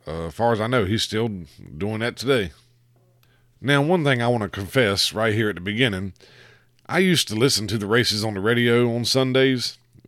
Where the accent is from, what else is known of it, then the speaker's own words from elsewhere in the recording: the South, United States; growing up in the South, and especially in my community